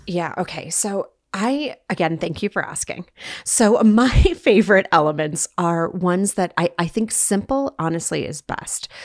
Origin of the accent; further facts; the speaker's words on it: Bismarck, North Dakota, United States; now in Salt Lake City, United States; Before I was a Uton, I was a North Dakotan, born and raised in Bismarck, North Dakota